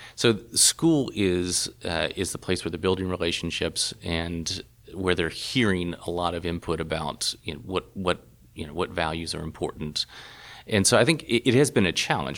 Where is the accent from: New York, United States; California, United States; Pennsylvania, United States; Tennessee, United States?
Tennessee, United States; Chattanooga; moved away as an adult; also born or lived in Louisiana; now in Berlin, Germany; Chattanooga is very much a, a home, uh, to me